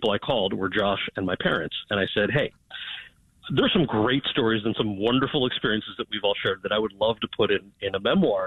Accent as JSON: {"language": "English", "region": "outside of New York City", "country": "United States", "tie": "born or raised there", "said": "I grew up outside of New York City"}